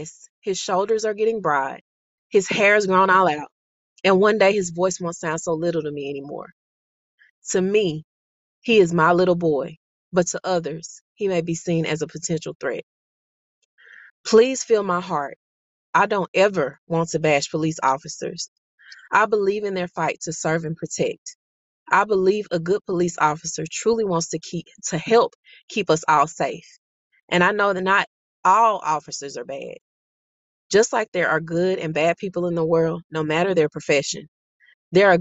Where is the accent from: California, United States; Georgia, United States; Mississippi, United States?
Mississippi, United States; also born or lived in Monroe, Louisiana; Though I was born in Monroe, Louisiana, I was raised in Mississippi.